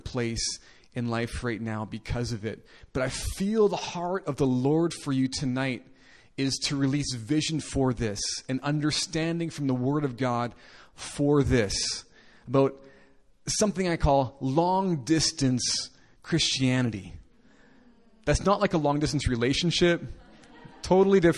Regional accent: Winnipeg, Manitoba, Canada; So I'm from Canada, in case you're interested, from a city called Winnipeg.

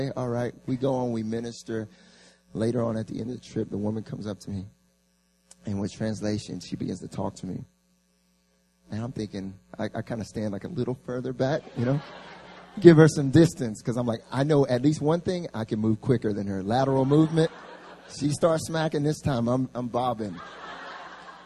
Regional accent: North Carolina, United States; moved away as an adult; now in South Korea; I grew up in the South, in North Carolina

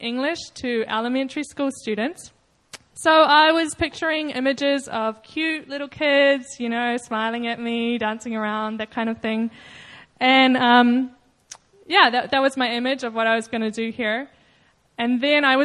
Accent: New Zealand; moved away; I'm from New Zealand

